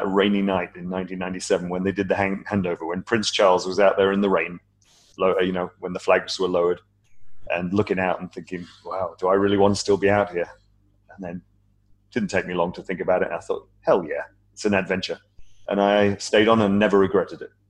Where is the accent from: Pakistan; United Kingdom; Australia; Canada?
United Kingdom; moved away as an adult; also born or lived in United States; now in Hong Kong; I'm British, as you can tell from my uh